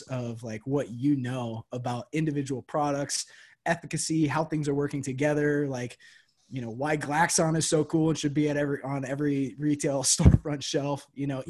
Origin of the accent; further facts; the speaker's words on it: Moline, Illinois, United States; I'm from Moline. We're part of the Quad Cities.